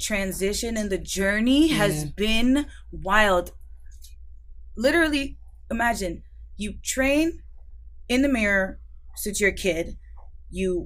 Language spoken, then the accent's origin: English; Miami, Florida, United States; moved away as an adult; also born or lived in Los Angeles; now in Atlanta, United States; I was born and raised in Miami, went to LA, and now I'm in Atlanta